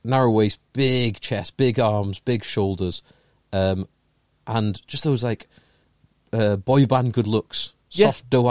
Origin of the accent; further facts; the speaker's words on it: England, United Kingdom; as an Englishman.